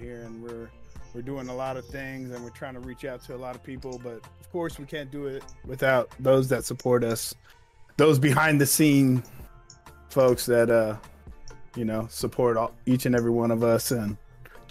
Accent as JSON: {"language": "English", "area": "Oahu", "region": "Hawaii", "country": "United States", "tie": "born or raised there", "also_born_or_lived": "Hilo, Big Island, Hawaii", "said": "I'm born on Oahu. Lived there, small kind. Went IAEA till freshman year. IAEA middle, inter, and then I moved over"}